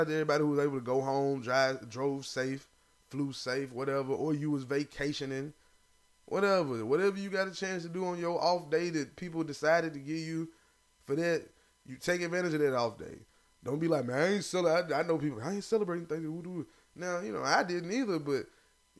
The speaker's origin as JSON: {"language": "English", "region": "the South", "country": "United States", "said": "I'm a Southerner."}